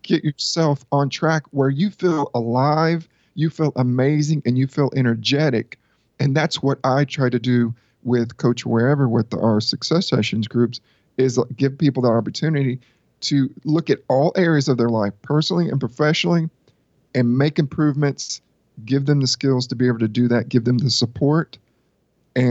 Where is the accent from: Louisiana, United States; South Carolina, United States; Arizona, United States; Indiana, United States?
South Carolina, United States; moved away as an adult; also born or lived in California; I grew up here in South Carolina